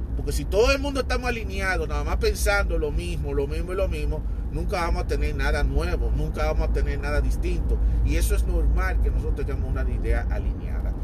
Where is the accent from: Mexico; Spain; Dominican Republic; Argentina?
Dominican Republic; soy hispana, soy dominicano